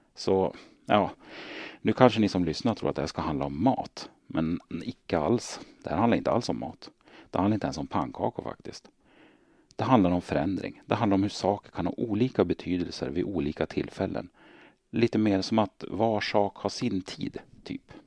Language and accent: Swedish; Hälsingland, Gävleborg County, Sweden; Jag är född och uppvuxen i Hälsingland